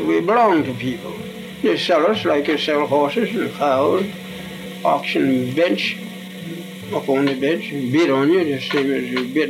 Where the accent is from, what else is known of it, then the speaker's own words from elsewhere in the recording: Charlottesville, Virginia, United States; I was born in Charlottesville, Virginia.